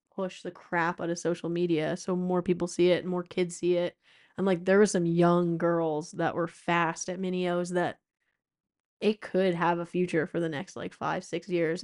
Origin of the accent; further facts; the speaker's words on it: East Coast, United States; I grew up racing in the East Coast.